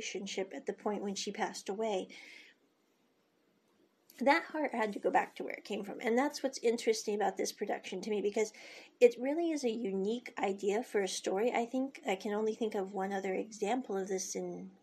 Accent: United States; moved away; I came from America, and when I was growing up as a kid

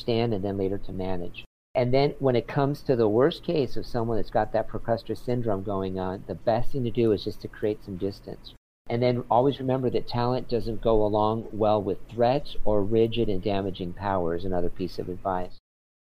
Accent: San Diego, California, United States; now in Los Angeles, United States; I grew up in San Diego

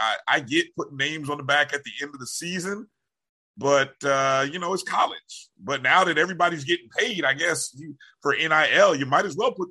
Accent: Indiana, United States; I grew up in Indiana

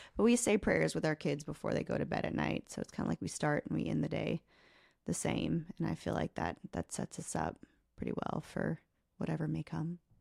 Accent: Oklahoma, United States; I grew up in a really small home, a, a really small town in Oklahoma

